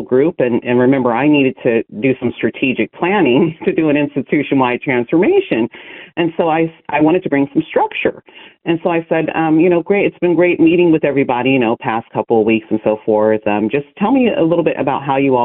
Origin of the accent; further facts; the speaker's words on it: Lodi, California, United States; I'm from the Central Valley here in California. I grew up there, a small town called Lodi